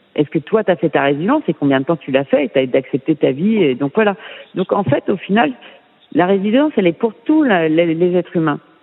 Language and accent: French; France; moved away as an adult; je suis française.